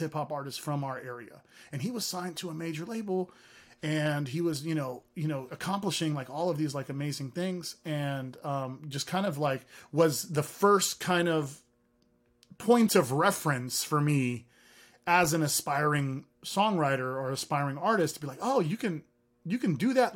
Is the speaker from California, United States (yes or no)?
yes; Hayward, California, United States; first language Arabic; English is a second language; also born or lived in San Francisco, California / San Leandro, California; growing up in the streets of Hayward, California